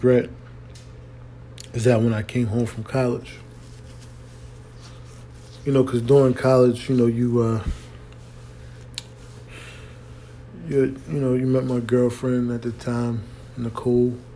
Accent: Philadelphia, Pennsylvania, United States; moved away as an adult; also born or lived in Washington, D.C.; although I was raised in Philly, I became a man in D.C.

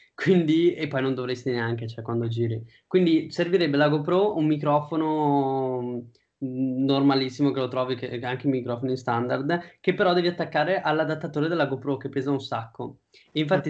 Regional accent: Padua, Veneto, Italy; io sono di Padova

